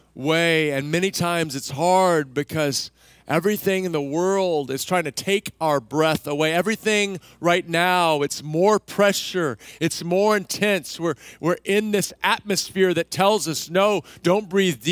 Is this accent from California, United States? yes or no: no; Central Texas, United States; I grew up in Central Texas